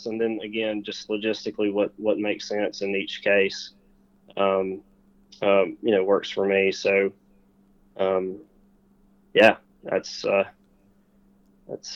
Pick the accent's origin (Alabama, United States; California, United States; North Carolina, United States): Alabama, United States; South; growing up in Alabama, in South Alabama especially